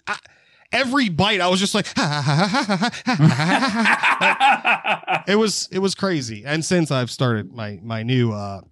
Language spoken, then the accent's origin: English; Lancaster, Pennsylvania, United States; We're from Lancaster. We're filming this in Lancaster, Pennsylvania.